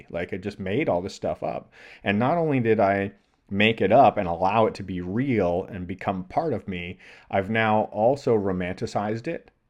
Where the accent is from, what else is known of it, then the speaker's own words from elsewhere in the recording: Toronto, Ontario, Canada; So I grew up in the Great Lakes region in Toronto in Canada. So fresh water, inland, no oceans, didn't spend any time near salt water.